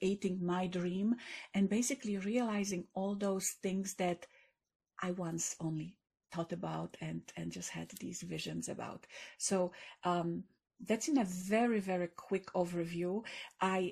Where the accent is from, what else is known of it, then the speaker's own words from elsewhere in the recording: Katowice, Silesian Voivodeship, Poland; English is a second language; moved away; I grew up in Poland when Poland was in kind of depressed economically times.